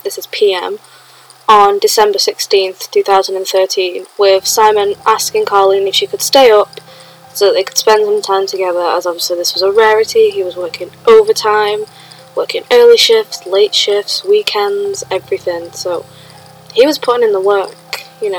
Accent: Sheffield, Yorkshire and the Humber, United Kingdom; I grew up about a 10-minute walk from where this happened.

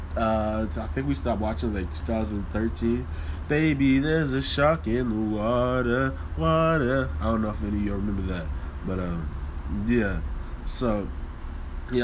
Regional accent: Louisville, Kentucky, United States; also born or lived in New Orleans, Louisiana; New Orleans is where I'm from. Born, I guess. Most people will say that I'm from Louisville because I've lived here majority of my life

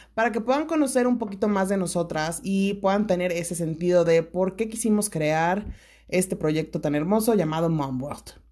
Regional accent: Toluca, State of Mexico, Mexico; yo también crecí aquí en Toluca, o sea, parte de mi infancia

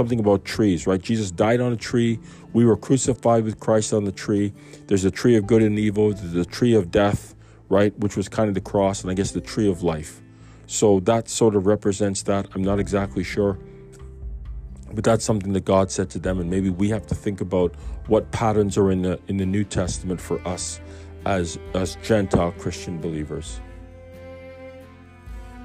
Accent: Canada; I'm a Canadian.

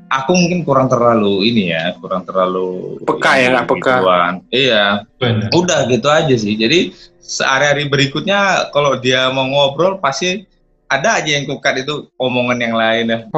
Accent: Medan, North Sumatra, Indonesia; born there; Ini dia tahu aku dari Sumatera uh, mungkin mau tahu tepatnya di mana gitu kan. Coba saya udah lahir di Medan Thomas mas, gini.

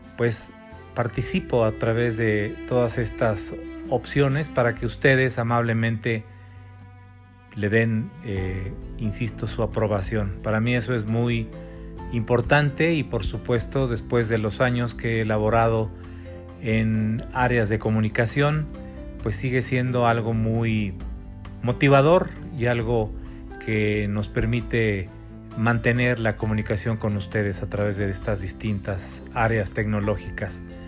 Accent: Mexico; todos los mexicanos

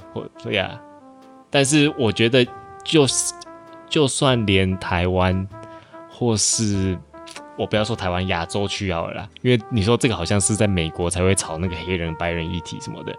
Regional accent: Malaysia; 在马来西亚，也就是我们登记户口名簿的时候

